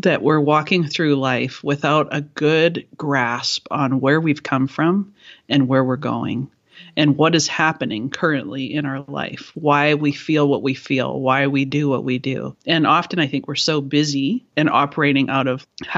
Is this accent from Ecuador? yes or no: no; Canada; I am Canadian